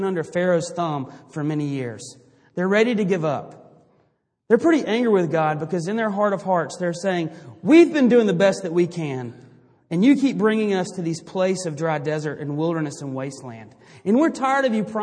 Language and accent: English; Greenville, South Carolina, United States; I grew up in Greenville, South Carolina